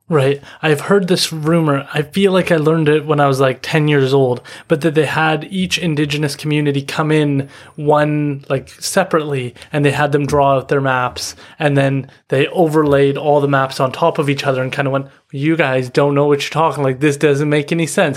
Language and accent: English; Chawathil First Nation, British Columbia, Canada; I'm from Chawathal.